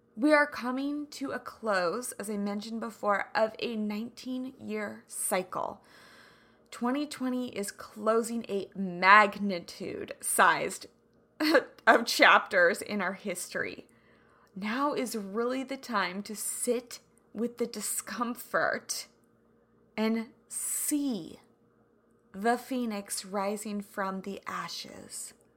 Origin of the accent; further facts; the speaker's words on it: Kansas, United States; growing up in Kansas